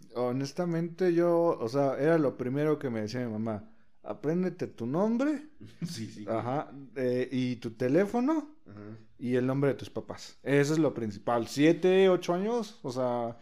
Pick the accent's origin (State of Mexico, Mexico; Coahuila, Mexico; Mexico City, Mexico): State of Mexico, Mexico; Ayotla; also born or lived in Chalco; en mi escuela todavía fui a, allá en Ayotla a la escuela